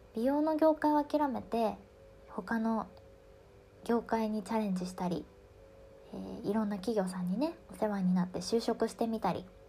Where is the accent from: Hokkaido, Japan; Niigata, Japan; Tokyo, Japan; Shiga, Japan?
Tokyo, Japan; 私は新宿出身